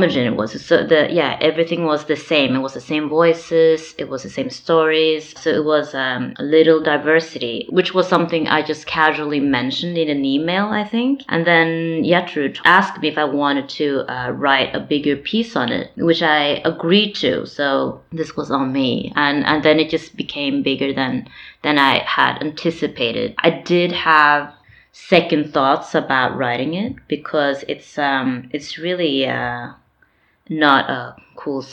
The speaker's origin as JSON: {"language": "English", "country": "Norway", "tie": "born or raised there", "said": "I am born and raised in Norway"}